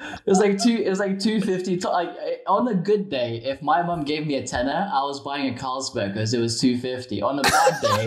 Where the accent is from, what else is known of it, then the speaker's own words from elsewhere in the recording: Lithuania; now in United Kingdom; from Lithuania